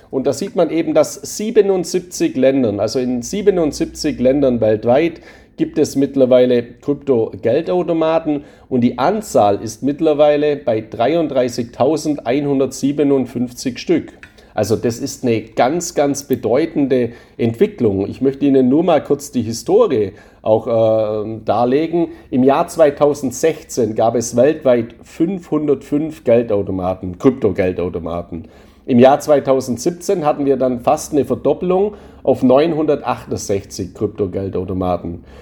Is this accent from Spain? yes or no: yes; Spain; Gleiches gilt natürlich für meine Heimat Spanien auch. Auch da befinde ich mich in der Europäischen Union, aber da ist für mich eben das Wichtigste die Lebensqualität.